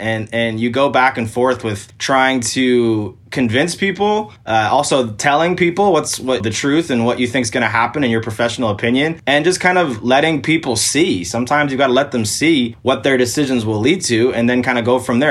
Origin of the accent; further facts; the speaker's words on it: Portland, Oregon, United States; So I'm from Portland, Oregon